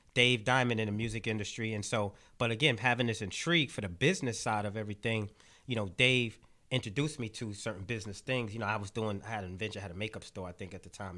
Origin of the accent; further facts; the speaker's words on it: New York City, New York, United States; I grew up in Brownsville